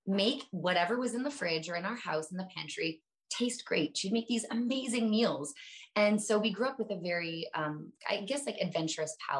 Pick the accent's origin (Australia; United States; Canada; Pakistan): Canada; I'm Canadian.